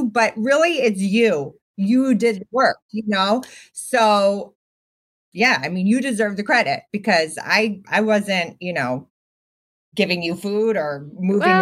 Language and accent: English; Boston, Massachusetts, United States; I grew up in Boston with like very nerdy parents.